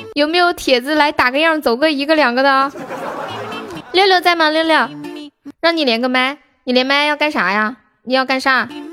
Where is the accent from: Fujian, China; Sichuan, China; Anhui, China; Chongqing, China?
Sichuan, China; Nanchong; also born or lived in Shaanxi; 我是四川南充的